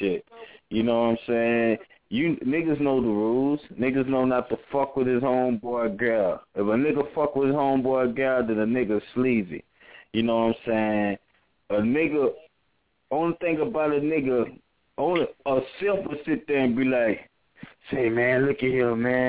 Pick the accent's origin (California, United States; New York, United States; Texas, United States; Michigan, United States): Texas, United States; Beaumont; also born or lived in Louisiana; I stay in Beaumont. I was raised in Beaumont.